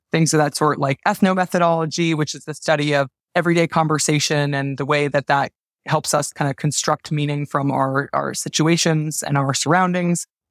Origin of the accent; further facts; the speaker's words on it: New Jersey, United States; now in New York City, United States; I'm from New Jersey. I live in New York City